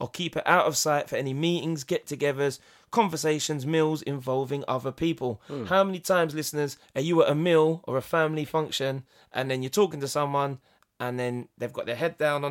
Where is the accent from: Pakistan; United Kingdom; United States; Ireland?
United Kingdom; England; I am English